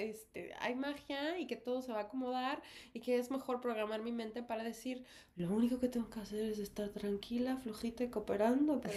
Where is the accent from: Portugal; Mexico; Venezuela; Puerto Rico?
Mexico; now in New York, United States; Y ambas somos actrices mexicanas.